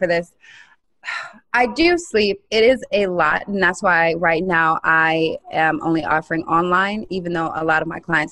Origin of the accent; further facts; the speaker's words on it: Vero Beach, Florida, United States; moved away; I'm from Vero Beach, Florida